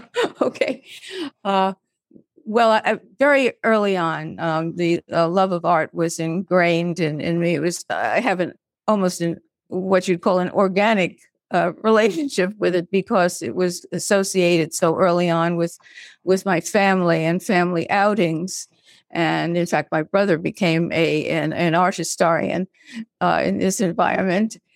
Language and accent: English; Brooklyn, New York, United States; I was this pipsqueak from Brooklyn